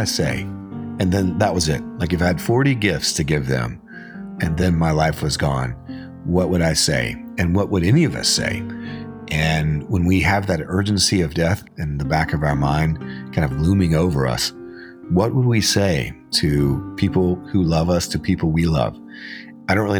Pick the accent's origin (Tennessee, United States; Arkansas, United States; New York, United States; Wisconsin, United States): Arkansas, United States; I was born in Arkansas, and I grew up hunting and fishing